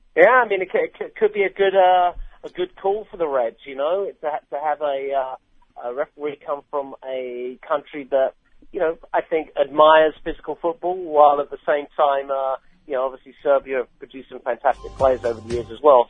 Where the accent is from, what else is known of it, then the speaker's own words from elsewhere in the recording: England, United Kingdom; I'm English